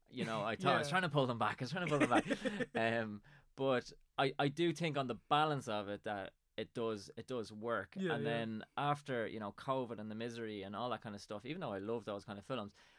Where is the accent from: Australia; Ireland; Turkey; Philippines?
Ireland; Drogheda, Leinster; now in Dundalk, Ireland; I live in Dundalk and I'm originally from Drogheda.